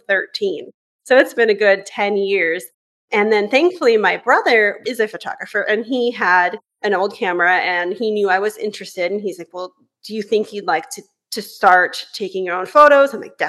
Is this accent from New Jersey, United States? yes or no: no; Northern California, United States; moved away as an adult; now in Vancouver, Canada; I'm actually originally from California, where I grew up in Northern California